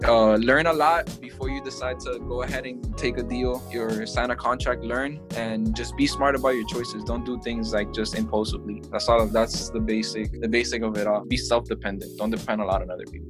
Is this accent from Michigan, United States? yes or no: no; Miami, Florida, United States; I'm from Miami